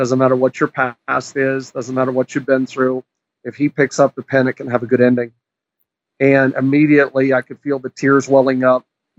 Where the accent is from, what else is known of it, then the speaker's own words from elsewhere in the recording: New Brunswick, Canada; also born or lived in Prince Edward Island / Quebec / British Columbia; now in Ohio, United States; I was actually, I was born and raised in Canada. People often ask me which part, and I tell them my whole body, but that's not funny. I was born in New Brunswick.